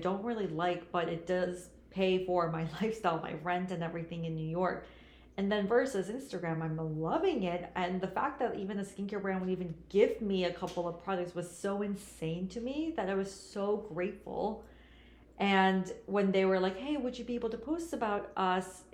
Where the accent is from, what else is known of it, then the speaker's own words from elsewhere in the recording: Shanghai, China; also born or lived in South Korea; now in United States; I was born in Korea, but raised in China. Both my parents are Korean, but given the culture, you know, I grew up in Korea and Shanghai